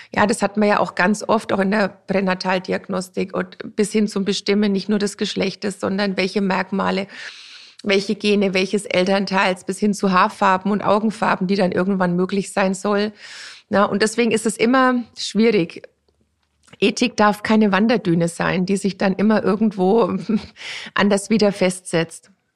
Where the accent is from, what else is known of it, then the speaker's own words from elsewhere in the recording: near Grafenrheinfeld, Bavaria, Germany; Grafenrheinfeld ist nicht weit und ich bin auch in der Nähe da aufgewachsen